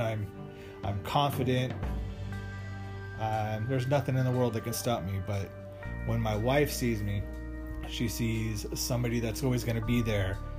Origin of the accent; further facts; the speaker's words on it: Las Vegas, Nevada, United States; moved away as an adult; also born or lived in Arizona; now in Sioux City, United States; I grew up in Las Vegas.